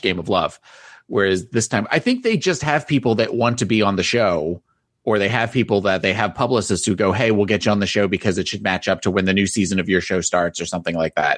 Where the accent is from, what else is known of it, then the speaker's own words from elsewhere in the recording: New Jersey, United States; I'm from New Jersey.